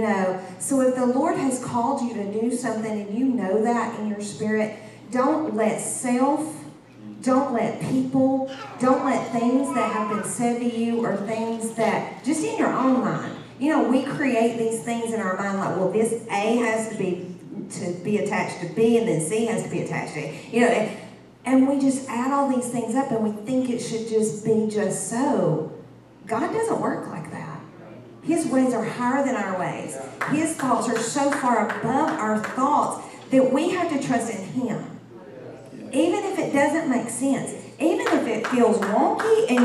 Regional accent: Georgia, United States; moved away as an adult; also born or lived in Texas; This girl's a Georgia girl to the bone

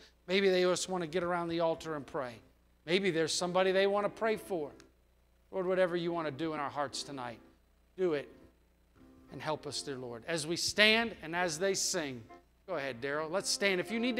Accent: United States; born there; It's not because I was born in the United States.

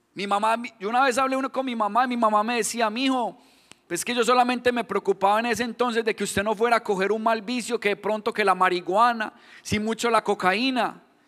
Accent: Colombia; accent: Colombian; moved away; yo me identifico por mi acento, ahí mismo me dicen, no, usted es colombiano

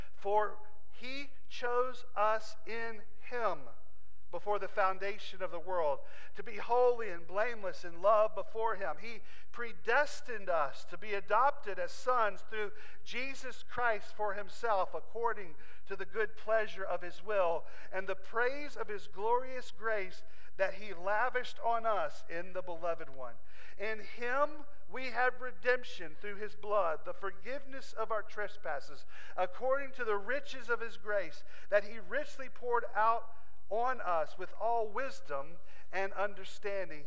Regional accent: Southwest Virginia, United States; I'm just from Southwest Virginia

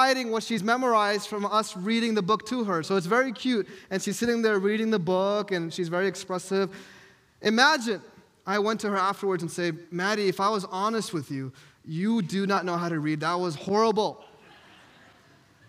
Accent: New York, United States; moved away; I'm from New York, and I would always say, hey, I'm from New York. We tell it how it is

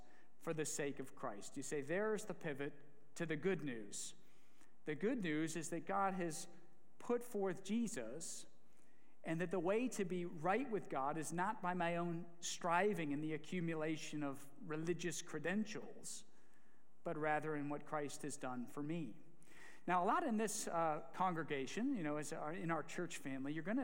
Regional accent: Ohio, United States; a proud American from the greatest state in the Midwest, an Ohioan of Ohioans

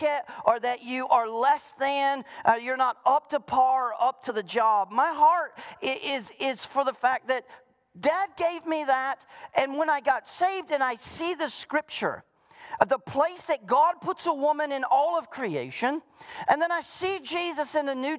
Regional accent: the South, United States; moved away; I was raised in the South

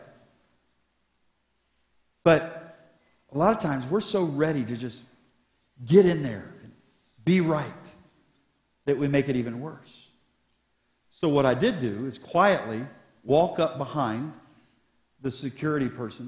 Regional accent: Columbus, Ohio, United States; Columbus. I said, I pastor there

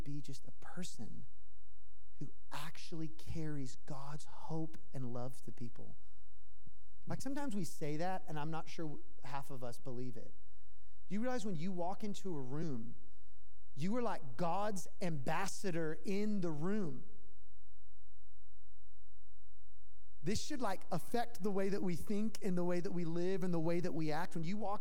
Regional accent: Tennessee, United States; now in Los Angeles, United States; I'm from Tennessee. I might have even said y'all, so dead giveaway. But I'm from Tennessee, and I say hello to people, but LA doesn't really

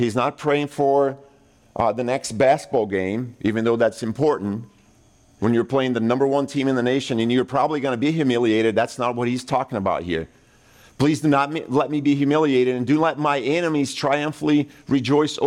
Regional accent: Brazil; moved away; I grew up in Brazil

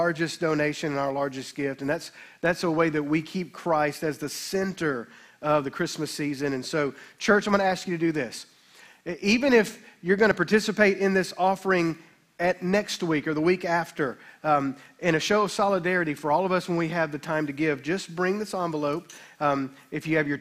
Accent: Olive Branch, Mississippi, United States; I was raised in the Baptist church in town

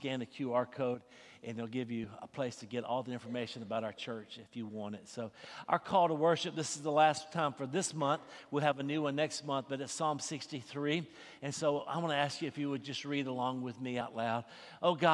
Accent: Sand Mountain, Alabama, United States; I'm from Sand Mountain

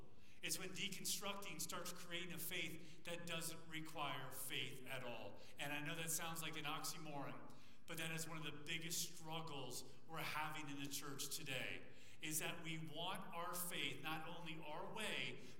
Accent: Thailand; Good seeing you guys. I was from Thailand, so it's kind of a distance.

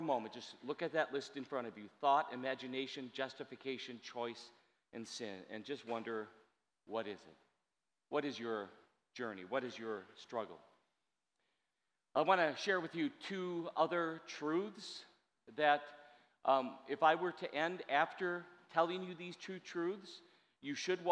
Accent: Wisconsin, United States; I'm from Wisconsin. Bag sounds like beg

